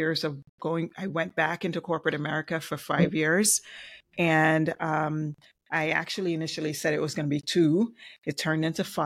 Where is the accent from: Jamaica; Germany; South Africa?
Jamaica; now in South Florida, United States; Maybe my accent. I'm originally from Jamaica and I reside in South Florida